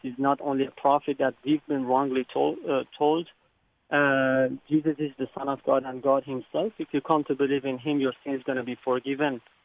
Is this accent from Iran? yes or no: yes; Iran; now in Brisbane, Australia; I come from Iran